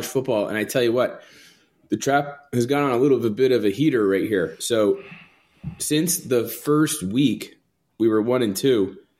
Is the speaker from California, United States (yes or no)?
no; Toms River, New Jersey, United States; I grew up in Tom's River.